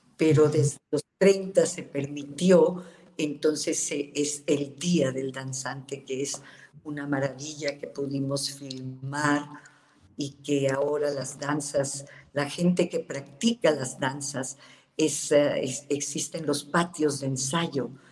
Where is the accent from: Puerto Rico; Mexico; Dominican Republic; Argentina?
Mexico; somos los mexicanos